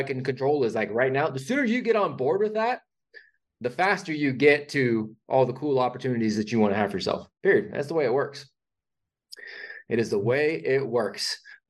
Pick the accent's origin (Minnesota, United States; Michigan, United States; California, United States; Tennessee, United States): California, United States; so I grew up in Northern California.